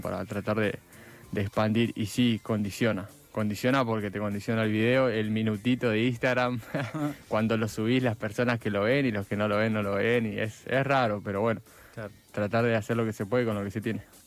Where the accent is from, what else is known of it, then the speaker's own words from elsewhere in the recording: Villa Gesell, Buenos Aires Province, Argentina; now in Buenos Aires, Argentina; yo soy de Villa Gesell y allá mm, es muy apagado todo durante el invierno